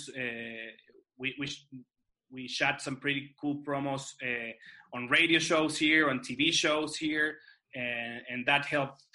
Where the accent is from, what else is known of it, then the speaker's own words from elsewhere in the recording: Santiago, Santiago Metropolitan Region, Chile; Chile, Santiago de Chile, my hometown